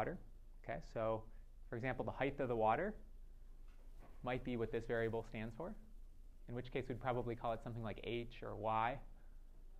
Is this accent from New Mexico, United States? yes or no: no; Detroit, Michigan, United States; I'm from Detroit